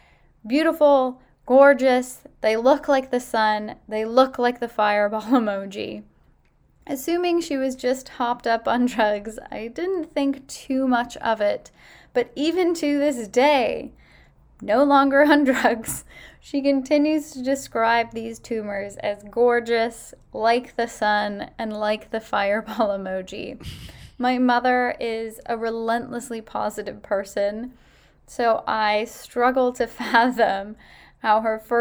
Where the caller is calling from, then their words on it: Ottawa, Ontario, Canada; I'm calling from Ottawa, Ontario, for your well-established and much-anticipated segment